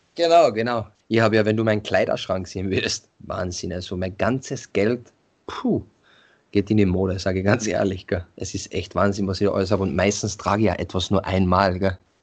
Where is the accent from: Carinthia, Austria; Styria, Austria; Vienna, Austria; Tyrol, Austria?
Carinthia, Austria; bei uns in Kärnten